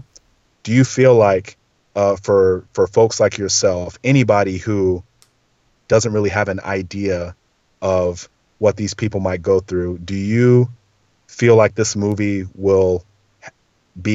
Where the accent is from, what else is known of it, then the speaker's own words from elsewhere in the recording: Southern California, United States; I grew up in Southern California. Like, I say dude every other word